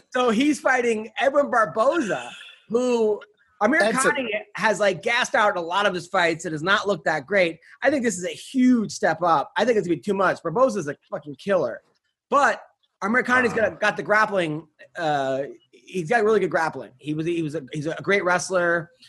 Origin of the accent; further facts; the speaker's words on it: Dallas, Texas, United States; I grew up in the Dallas area.